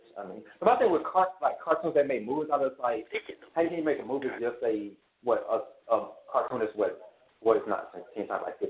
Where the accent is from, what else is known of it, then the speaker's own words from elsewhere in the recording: Mississippi, United States; I'm from Mississippi.